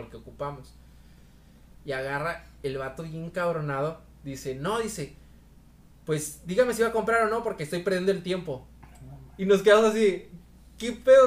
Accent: Veracruz, Mexico; moved away as an adult; now in Monterrey, Mexico; yo soy veracruzano, soy jarocho

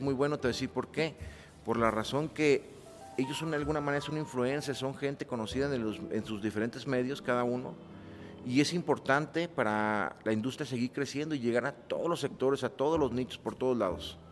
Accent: Mexico

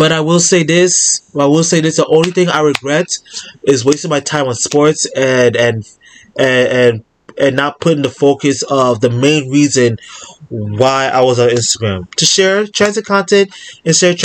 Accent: New York City, New York, United States; I'm a New Yorker.

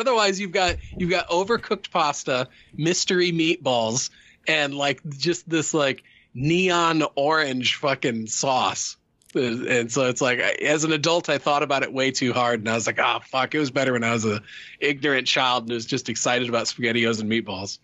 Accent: Midwest, United States; I grew up in the Midwest

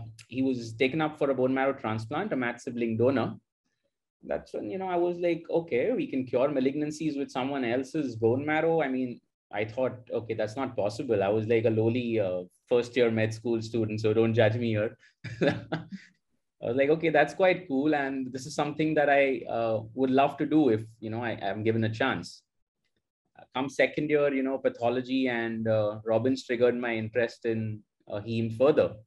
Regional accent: Mumbai, Maharashtra, India; moved away as an adult; now in Lucknow, India; I grew up in Bombay, Mumbai, basically. That's where I did my entire schooling

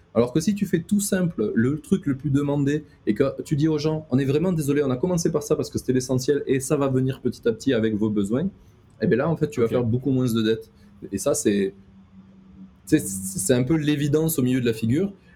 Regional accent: the South, southern France, France; je suis du Sud

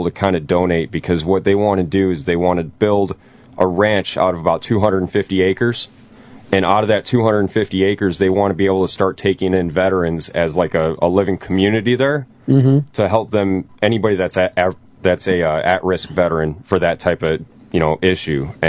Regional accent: Buffalo, New York, United States; I'm from Buffalo

